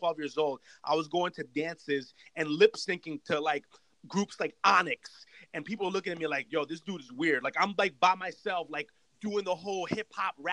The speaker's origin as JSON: {"language": "English", "town": "Yonkers", "region": "New York", "country": "United States", "tie": "born or raised there", "also_born_or_lived": "Brooklyn, New York", "said": "I was born in Brooklyn and then I was raised in Yonkers"}